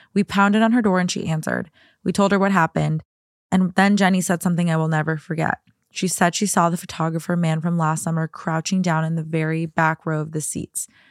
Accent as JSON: {"language": "English", "region": "Minnesota", "country": "United States", "tie": "born or raised there", "moved": "as an adult", "lives_now": "Los Angeles, United States", "said": "one of the houses that I grew up in in Minnesota"}